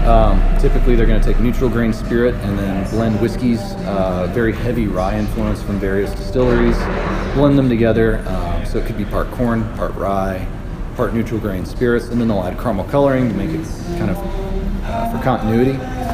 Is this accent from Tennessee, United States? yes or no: yes; Tennessee, United States; Yeah, I moved here from Tennessee, in Tennessee we kind of bastardized everything.